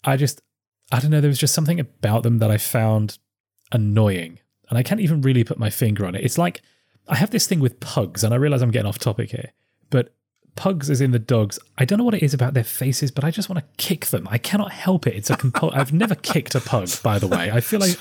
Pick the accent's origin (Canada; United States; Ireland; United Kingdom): United Kingdom; I'm from Britain